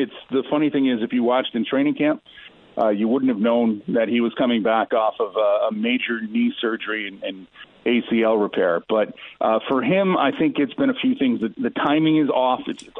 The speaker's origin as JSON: {"language": "English", "country": "United States", "said": "as an American"}